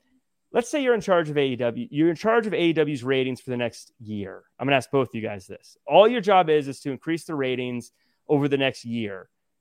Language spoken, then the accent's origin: English; Tacoma, Washington, United States; I grew up in Tacoma, Washington when I was 18.